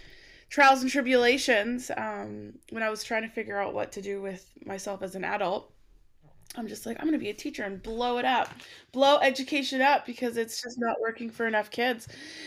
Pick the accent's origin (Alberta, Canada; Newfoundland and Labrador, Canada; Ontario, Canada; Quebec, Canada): Alberta, Canada; So I grew up in Alberta, Canada